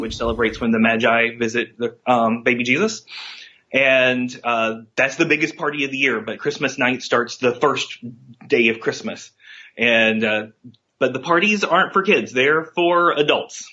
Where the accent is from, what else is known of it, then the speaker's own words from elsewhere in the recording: Virginia, United States; I'm six and I'm from Virginia.